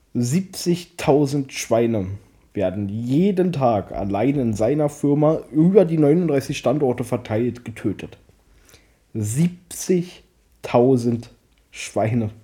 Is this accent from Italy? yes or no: no; Germany; wir Deutschen